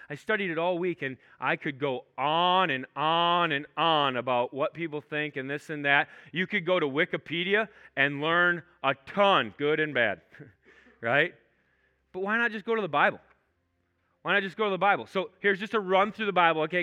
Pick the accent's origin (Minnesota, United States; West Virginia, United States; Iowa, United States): Minnesota, United States; I'm not from Canada. I'm from Minnesota